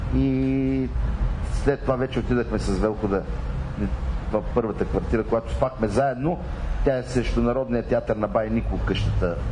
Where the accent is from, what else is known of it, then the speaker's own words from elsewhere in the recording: Mamarchevo, Yambol Province, Bulgaria; moved away; аз моето родно село е на 18 км от Елково. Така че аз на селото, там съм завършил 8 клас. Мамарчево. Мамарчево, Елховско.